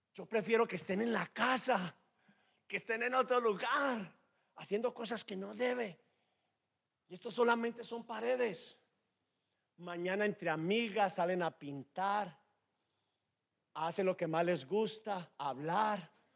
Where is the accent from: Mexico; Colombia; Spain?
Colombia; Medellín, Antioquia; Los que somos de Medellín comemos la arepa seca arepa paisa